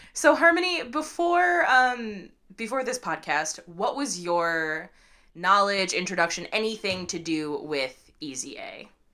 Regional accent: Midwest, United States; we're Midwestern kids

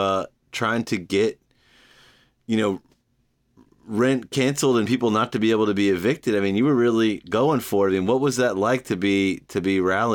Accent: New York, United States; And it's maybe as a New Yorker, I should eventually make a trip to my state capital.

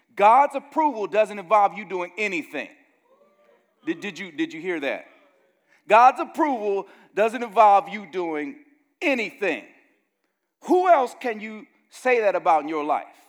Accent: Gary, Indiana, United States; growing up in Gary, Indiana, the murder camp of the world when I was growing up there

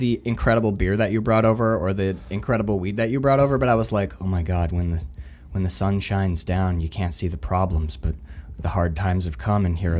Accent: Canada; I told people I was from Canada. I figured it out like 3 weeks in. I was like, they're like American, and I have that kind of Uper accent. So it's like, no, Canadian.

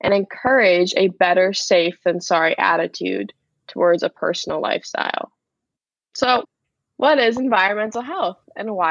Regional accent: Suffolk County, New York, United States; I'm from Suffolk County, New York

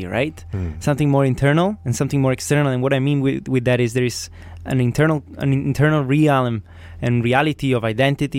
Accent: Italy; I'm from Italy

